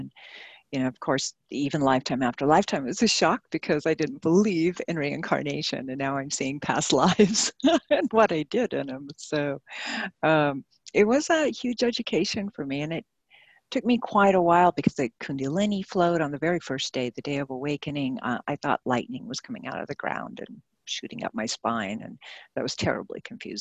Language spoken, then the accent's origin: English; New Mexico, United States; I was raised in New Mexico during the Cold War.